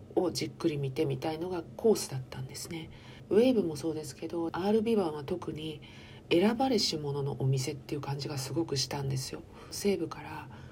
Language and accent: Japanese; Chiba, Japan; 私は千葉県民なんですけれども